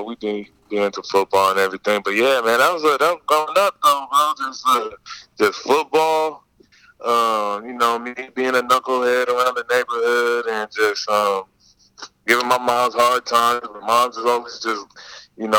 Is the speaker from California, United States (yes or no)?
yes; Pomona, California, United States; I'm from Pomona